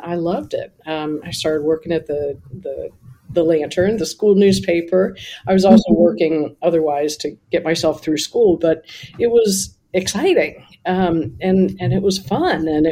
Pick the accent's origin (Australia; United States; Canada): United States; Columbus, Ohio; moved away as an adult; also born or lived in New York / Niagara Falls / Buffalo / California; I grew up in Columbus, Ohio